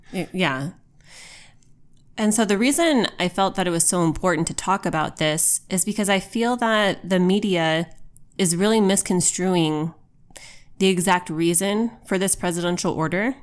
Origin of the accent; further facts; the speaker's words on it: United States; as an American.